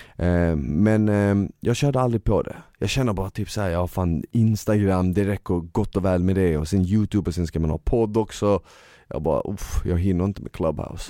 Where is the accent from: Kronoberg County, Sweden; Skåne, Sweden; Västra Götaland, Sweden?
Skåne, Sweden; Malmö; Jag växte upp i Malmö